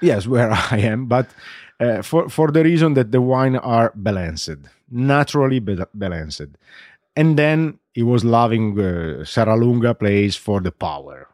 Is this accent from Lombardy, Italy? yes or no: no; Barolo, Piedmont, Italy; English is a second language; I was born in Barolo, grows up in Barolo, I stay in Barolo